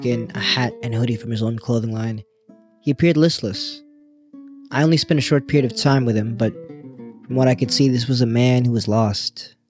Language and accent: English; Boston, Massachusetts, United States; Did I tell you that we're from Boston?